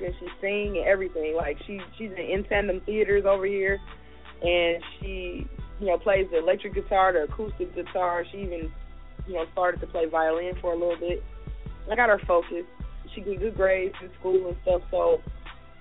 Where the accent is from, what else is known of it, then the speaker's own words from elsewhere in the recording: Memphis, Tennessee, United States; moved away; I live here. But I'm originally from Memphis, Tennessee